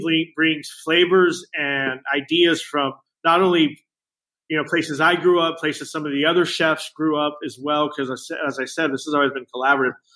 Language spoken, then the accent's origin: English; Rio Grande Valley, South Texas, United States; also born or lived in Chicago; now in Austin, United States; I grew up in South Texas, in the Rio Grande Valley